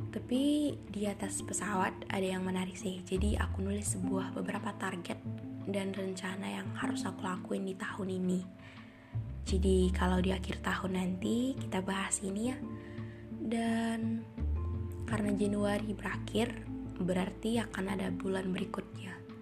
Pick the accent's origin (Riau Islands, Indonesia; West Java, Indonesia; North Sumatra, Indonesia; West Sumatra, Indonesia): North Sumatra, Indonesia; moved away as an adult; now in Bali, Indonesia; aku dari Sumatera Utara kuliah di Bali